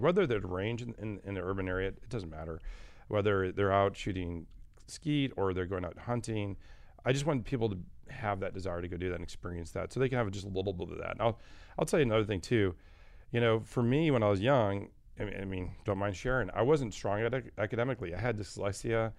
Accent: Michigan, United States; I was actually born and raised in Michigan.

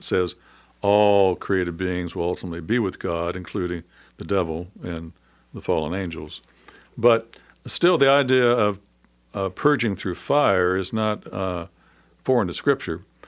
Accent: United States; being an American

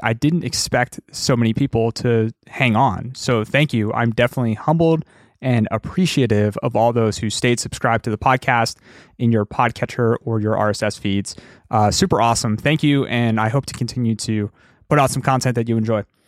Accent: Philadelphia, Pennsylvania, United States; my hometown of Philadelphia

